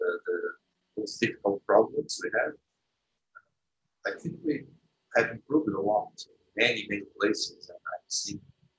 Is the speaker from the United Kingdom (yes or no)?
no; Brazil; we are from Brazil or from the third world